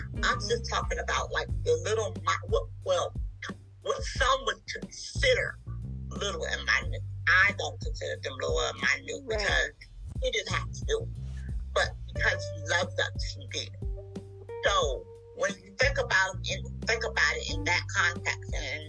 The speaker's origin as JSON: {"language": "English", "town": "Washington", "region": "District of Columbia", "country": "United States", "moved": "yes", "lives_now": "Wilmington, United States", "said": "I am originally from Washington, D.C."}